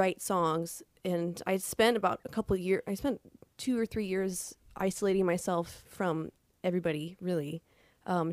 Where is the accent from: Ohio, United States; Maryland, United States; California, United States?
Ohio, United States; Toledo; moved away; also born or lived in Bloomington, Indiana; I'm also a Toledo native. This is my hometown.